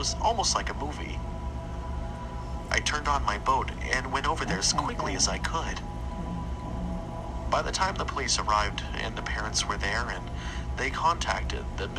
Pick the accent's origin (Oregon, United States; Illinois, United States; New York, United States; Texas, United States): Texas, United States; Dallas-Fort Worth; now in Orange, United States; I grew up in the Dallas-Fort Worth area, which is, again, very green, but not really swampy like it is down here.